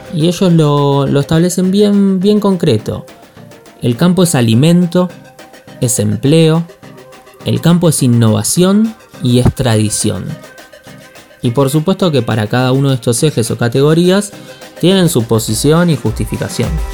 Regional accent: Buenos Aires, Argentina; now in Patagonia, Argentina; vivo en Patagonia aunque soy porteño

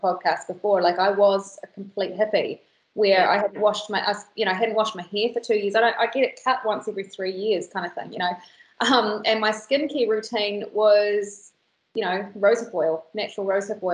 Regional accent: New Zealand; New Zealand, we're a very young country

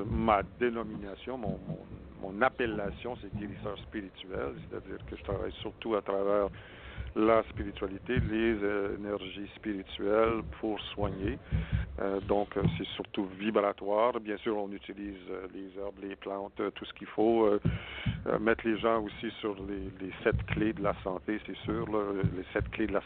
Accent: Saskatchewan, Canada; born there; moi, je suis né en Saskatchewan euh, d'une famille canadienne-française qui avait

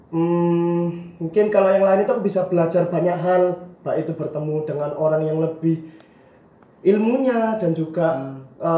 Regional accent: Surabaya, East Java, Indonesia; aku asal dari Surabaya di jurusan kimia angkatan 2017

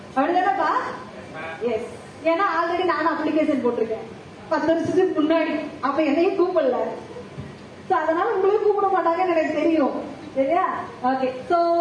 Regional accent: Coimbatore, Tamil Nadu, India; moved away as an adult; also born or lived in Chennai; நான் கோயம்புத்தூர்லயே பிறந்து வளர்ந்தவங்க

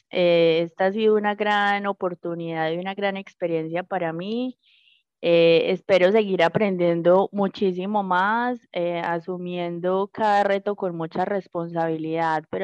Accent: Magdalena Medio, Colombia; para todos como colombianos, para nosotros como habitantes del Magdalena Medio y en general para todas las personas

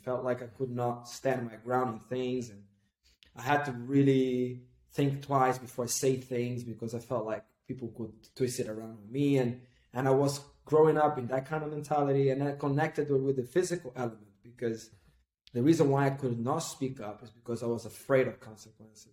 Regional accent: Recife, Pernambuco, Brazil; I come from Recife, northeast of Brazil

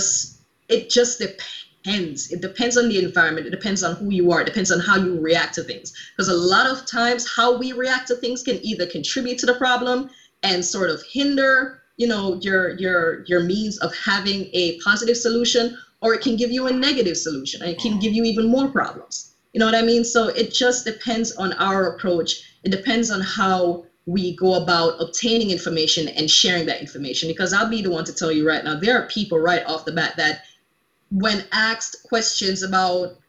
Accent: Jamaica; also born or lived in Alaska; now in United States; growing up in Jamaica in like this cultural melting

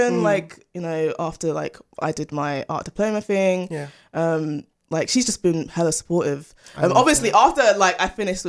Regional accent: London, United Kingdom; I'm originally from Greenwich.

